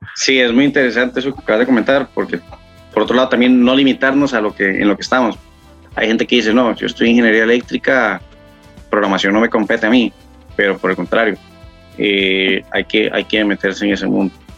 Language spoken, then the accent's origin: Spanish; Puntarenas, Costa Rica; moved away as an adult; now in San José, Costa Rica; Actualmente vivo en San José, pero no soy nativo de San José, soy de Punta Arenas, es una de las provincias de Costa Rica